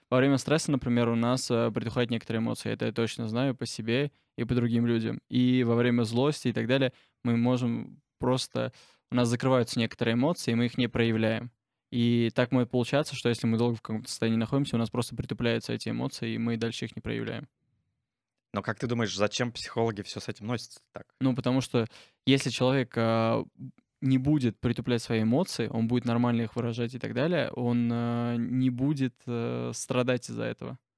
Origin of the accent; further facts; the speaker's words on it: Armenia; now in Nizhny Novgorod, Russia; я армянин, мне 19 лет